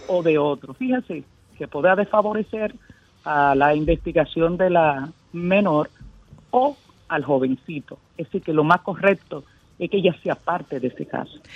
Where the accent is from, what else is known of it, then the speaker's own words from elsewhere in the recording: Sosúa, Puerto Plata, Dominican Republic; yo soy de Sosúa